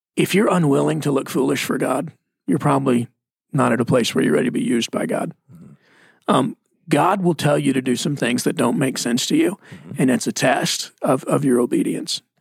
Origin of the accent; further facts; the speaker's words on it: Mesquite, Texas, United States; I'm from Mesquite, Texas. Uh, my dad was an electrician.